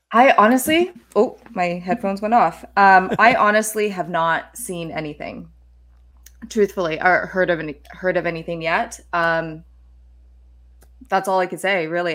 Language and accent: English; Calgary, Alberta, Canada; I was, uh, born and raised in Calgary, and that's where I was working